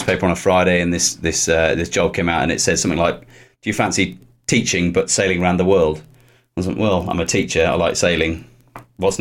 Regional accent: Upton, South West England, United Kingdom; also born or lived in Poole; I grew up in Upton, which is sort of 9-10 miles down the road

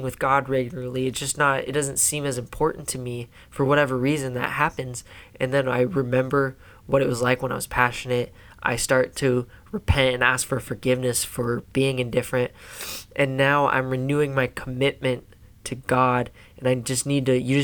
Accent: Silver Creek, United States; I grew up in Silver Creek, too.

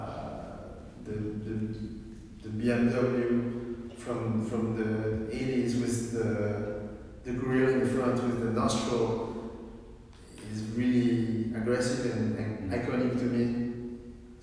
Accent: France; born or raised there; also born or lived in Beijing, China

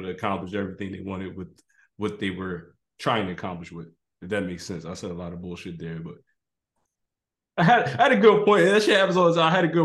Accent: Philadelphia, Pennsylvania, United States; my hometown, Philadelphia

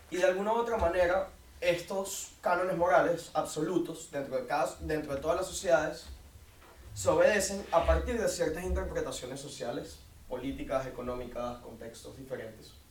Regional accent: Caracas, Capital District, Venezuela; eh, soy de Caracas, Venezuela.

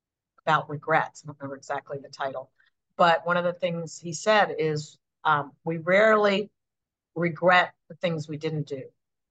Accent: Buffalo, New York, United States; born there; I was born in Buffalo, but he worked all over the country.

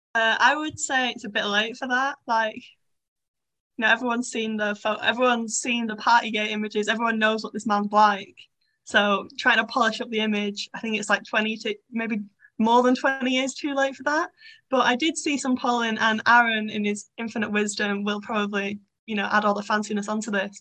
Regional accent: Bolton, North West England, United Kingdom; I'm from Bolton

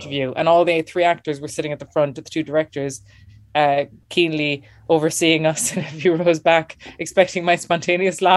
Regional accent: Clonakilty, Munster, Ireland; moved away; also born or lived in Dublin / New York; I'm from West Cork, Clonakilty, home and famous for our black pudding.

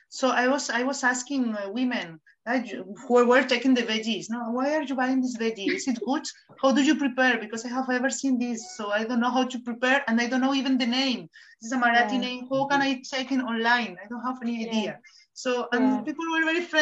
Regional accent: Spain; accent: Spanish; first language Spanish; English is a second language; moved away as an adult; also born or lived in Pune, India; People did not understand my accent, because I think people don't listen to Spanish speakers in English.

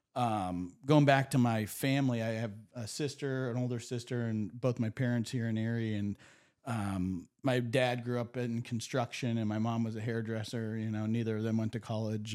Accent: Erie, Pennsylvania, United States; I grew up in Erie.

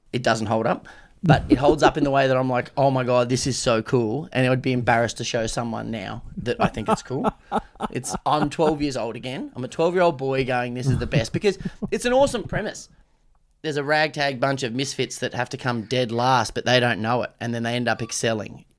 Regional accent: Australia; as an Aussie

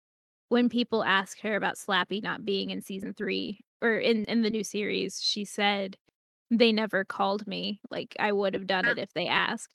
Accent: Florida, United States; I grew up in Florida and it rains every single day at 3 p.m.

